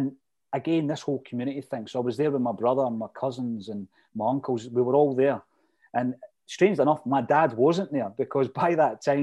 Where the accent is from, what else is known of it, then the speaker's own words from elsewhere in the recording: Fife, Scotland, United Kingdom; I'm from Fife